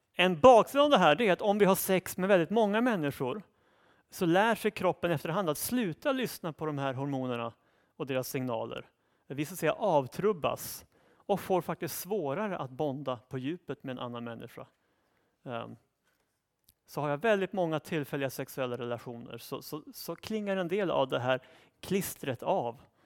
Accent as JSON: {"language": "Swedish", "country": "Sweden", "said": "Vi tänker naturligtvis som svenskar utifrån ett svenskt perspektiv"}